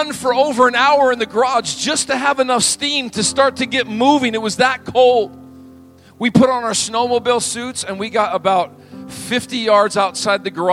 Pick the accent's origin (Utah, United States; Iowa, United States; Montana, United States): Montana, United States; moved away; I grew up in Montana